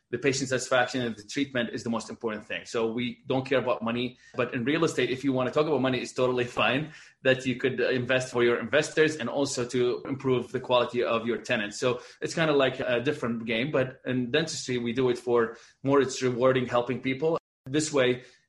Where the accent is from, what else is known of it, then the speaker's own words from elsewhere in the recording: Baghdad, Baghdad Governorate, Iraq; moved away as an adult; also born or lived in Dubai / Abu Dhabi; now in Boston, United States; born and raised in Baghdad, Iraq, and moved after we went to dental school there